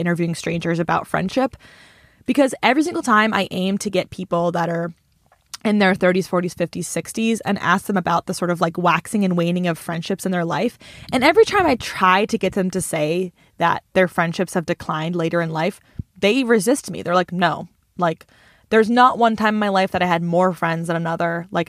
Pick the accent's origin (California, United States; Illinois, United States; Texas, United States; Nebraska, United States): Illinois, United States; And since we're from Central Illinois, they're all just kind of unwoke white ladies